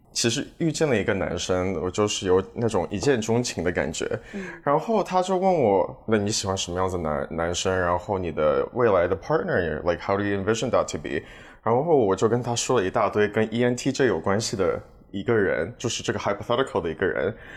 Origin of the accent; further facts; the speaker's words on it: Toronto, Ontario, Canada; also born or lived in Shanghai, China; 我，我在这里出生，然后在上海住过四年